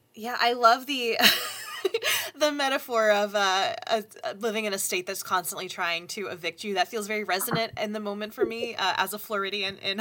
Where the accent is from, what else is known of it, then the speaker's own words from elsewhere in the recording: the South, United States; I grew up in the South